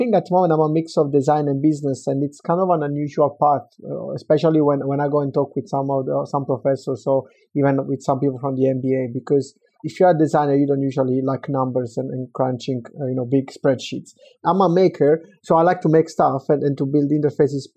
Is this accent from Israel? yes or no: no; Southern Italy, Italy; moved away; growing up in Italy, especially south of Italy